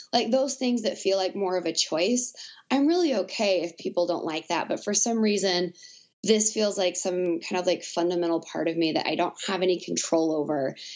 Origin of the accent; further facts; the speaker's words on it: Southwest Arkansas, United States; moved away as an adult; also born or lived in Lincoln, Nebraska / Omaha, Nebraska; I grew up in uh, Southwest Arkansas on the border of Texas